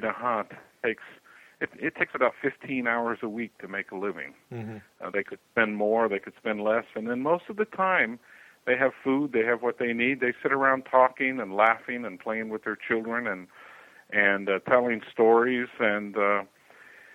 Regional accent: United States; moved away as an adult; also born or lived in Amazon, Brazil; I was raised in American culture, so from that perspective, you know, I am an American

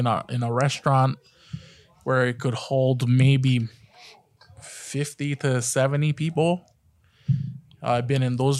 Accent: Hawaii, United States; my last name being Japanese and from the islands

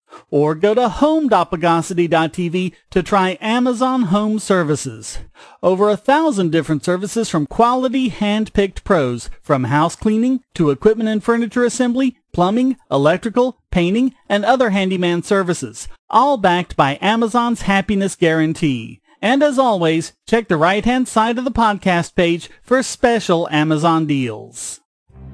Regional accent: North Carolina, United States; a reporter in North Carolina, my home state

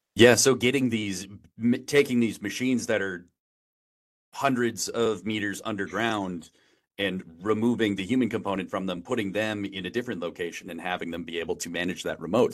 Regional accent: Wisconsin, United States; moved away as an adult; now in San Francisco, United States; I grew up in Wisconsin my whole life

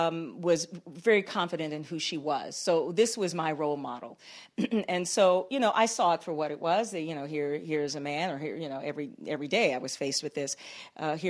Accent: Washington, District of Columbia, United States; moved away as an adult; also born or lived in Huntsville, Alabama / Atlanta; I grew up in Washington, D.C.

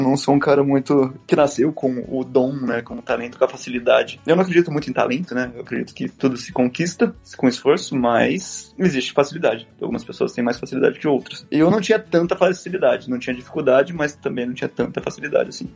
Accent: Pirassununga, São Paulo, Brazil; accent: interior R (caipira); moved away as an adult; now in Paris, France; no interior de São Paulo, até tem um sotaque que tá voltando, né? Do R, interior, tô ali perto de Ribeirão Preto, de Pressununga

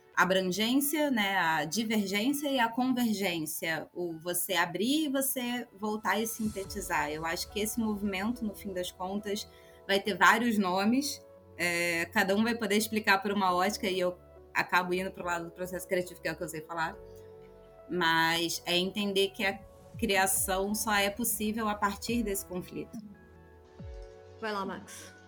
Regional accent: Brazil; eu sou brasileira.

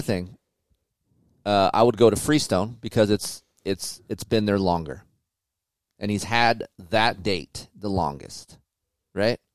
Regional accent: California, United States; we're from California

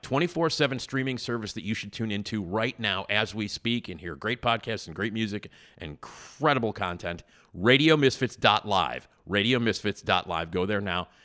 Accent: Chicago, Illinois, United States; I grew up on Addison, and they were on Irving. And, uh, you know, I lived at Addison and Lincoln

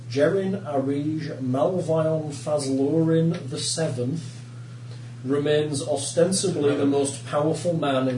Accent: United Kingdom; I'm British

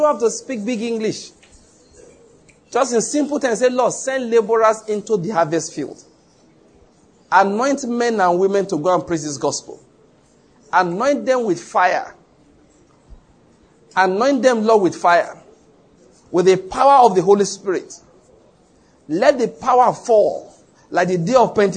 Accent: Ondo, Nigeria; moved away; also born or lived in Edo State / Lagos / Taraba State; I was born in Ondo State and I grew up there.

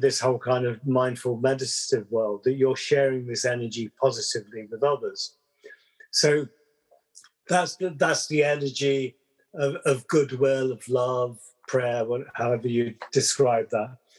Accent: London, United Kingdom; accent: Southern English; moved away; also born or lived in West Country / Wales; born in uh, london brixton very multicultural kind of melting pot

